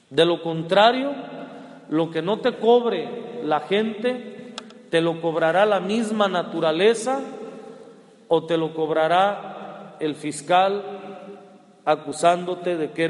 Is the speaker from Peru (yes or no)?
no; Culiacán, Sinaloa, Mexico; cuando digo que soy de Culiacán, que soy de Sinaloa